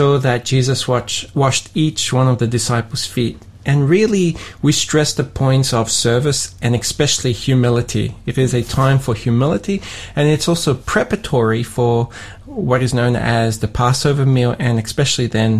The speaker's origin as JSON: {"language": "English", "town": "Sydney", "region": "New South Wales", "country": "Australia", "tie": "born or raised there", "moved": "yes", "lives_now": "Tasmania, Australia", "said": "Even though I grew up in Australia, I grew up in Sydney, I went to an ethnic church"}